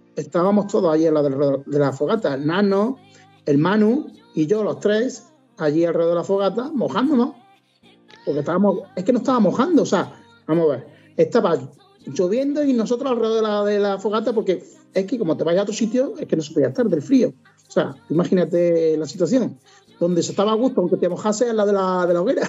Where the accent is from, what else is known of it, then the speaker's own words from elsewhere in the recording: Cáceres, Extremadura, Spain; now in Córdoba, Spain; yo soy de Cáceres, aunque vivo en Córdoba, soy de Cáceres. Y tengo allí mi madre